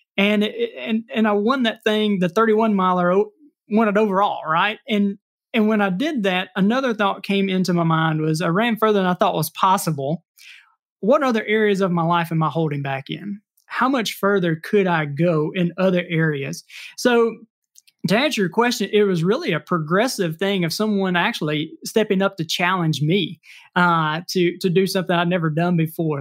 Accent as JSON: {"language": "English", "region": "Mississippi", "country": "United States", "tie": "born or raised there", "said": "I am from Mississippi. I was raised here, but we traveled a good bit and moved back"}